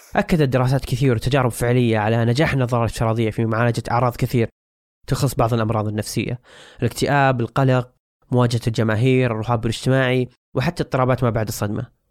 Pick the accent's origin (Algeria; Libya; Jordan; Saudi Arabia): Saudi Arabia; علينا كسعوديين أو حتى عرب